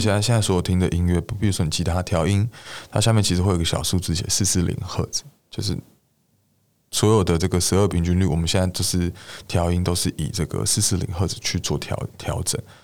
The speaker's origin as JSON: {"language": "Chinese", "area": "Beitou", "region": "Taipei", "country": "Taiwan", "tie": "born or raised there", "said": "我的老家在北投"}